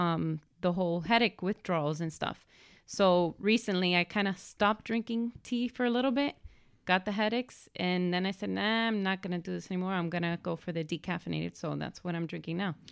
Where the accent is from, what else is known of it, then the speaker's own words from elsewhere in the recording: Miami, Florida, United States; I was born here in Miami, born and raised